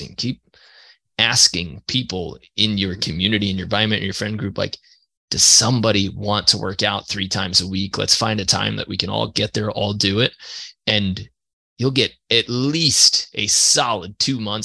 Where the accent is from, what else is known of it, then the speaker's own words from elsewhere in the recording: New York, United States; I'm from New York